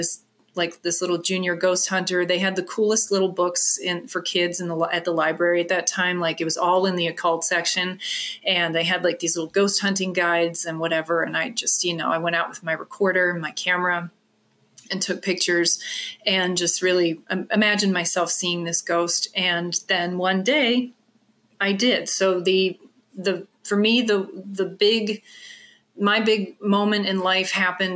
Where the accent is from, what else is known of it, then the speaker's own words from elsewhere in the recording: Bel Air, Maryland, United States; moved away; I grew up in Bel Air, Maryland